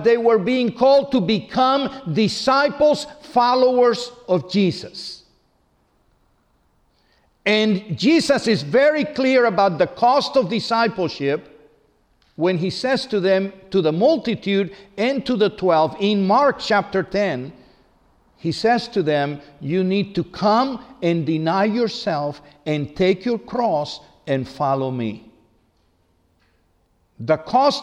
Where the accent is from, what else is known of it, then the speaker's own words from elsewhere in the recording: Cuba; I was baptized in my hometown in Cuba